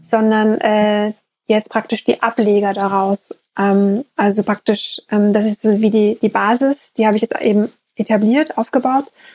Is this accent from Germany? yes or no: yes; East Germany, Germany; ich bin ehemaliges DDR-Kind